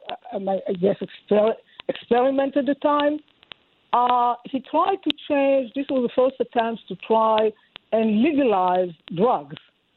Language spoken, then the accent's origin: English; Israel; I'm Jewish. I was born in Israel.